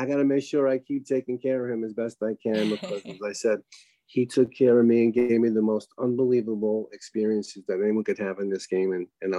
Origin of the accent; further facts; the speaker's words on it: New York, United States; I was raised in New York